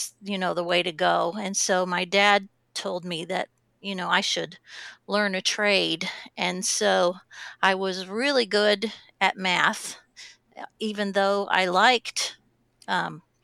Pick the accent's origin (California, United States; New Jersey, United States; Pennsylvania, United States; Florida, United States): Pennsylvania, United States; Pittsburgh; I grew up in Pittsburgh